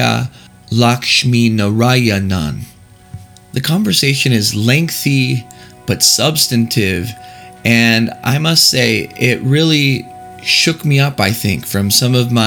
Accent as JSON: {"language": "English", "region": "Texas", "country": "United States", "tie": "born or raised there", "moved": "yes", "said": "I'm recording this segment right now in the great state of Texas, my home state"}